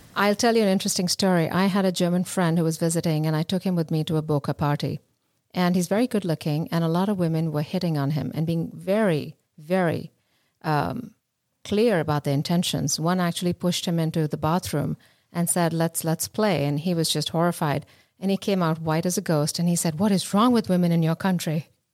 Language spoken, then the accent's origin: English; India; moved away; I grew up in India